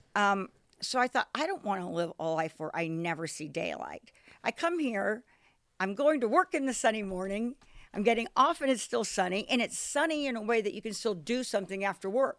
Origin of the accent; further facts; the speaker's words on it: Washington, District of Columbia, United States; moved away; I'm from Washington D.C.